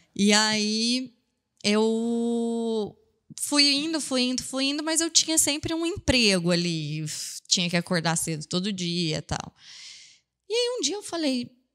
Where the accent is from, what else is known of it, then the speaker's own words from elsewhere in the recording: Franca, São Paulo, Brazil; also born or lived in Ribeirão Preto; eu sou de Franca, mas eu, nessa época eu estava morando em Ribeirão